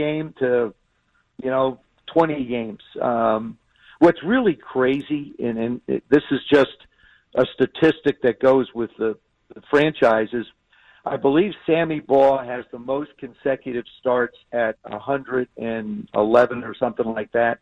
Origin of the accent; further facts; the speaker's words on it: South River, New Jersey, United States; moved away; I grew up in South River